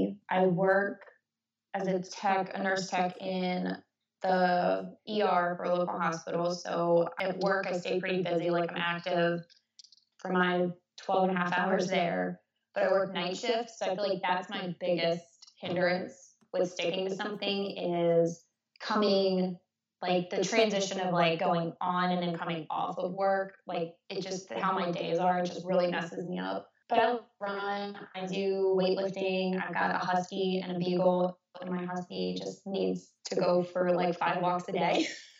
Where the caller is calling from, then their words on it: Maryland, United States; I'm in Southern Maryland.